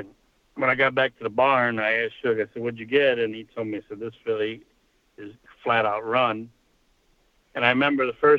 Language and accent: English; Chicago, Illinois, United States; now in New York, United States; I'm originally from Chicago, and I worked my way to New York.